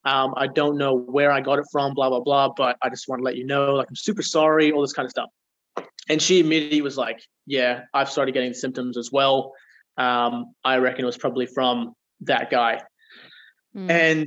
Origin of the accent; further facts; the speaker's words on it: Geraldton, Western Australia, Australia; So I've been in Perth for about a year, and I was born and raised in Geraldton in Western Australia, so a small little country town.